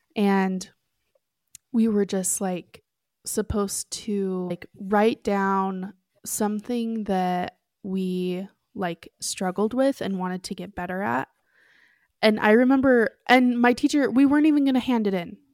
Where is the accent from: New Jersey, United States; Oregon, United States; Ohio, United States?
Oregon, United States; moved away as an adult; also born or lived in Lima, Peru; now in Utah, United States; I grew up in Oregon, but I've lived in Utah for the last, like, eight years or so